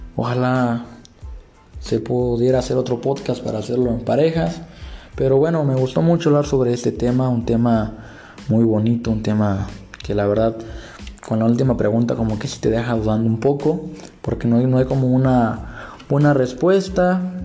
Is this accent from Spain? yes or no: no; Mexico